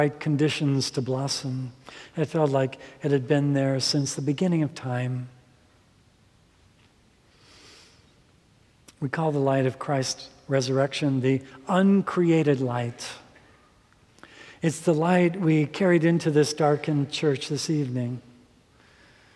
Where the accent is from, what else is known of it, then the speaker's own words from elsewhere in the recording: Minnesota, United States; growing up in Minnesota